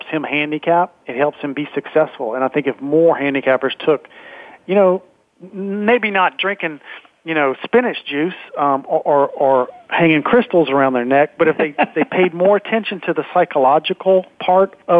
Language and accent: English; Baton Rouge, Louisiana, United States; I'm from Baton Rouge.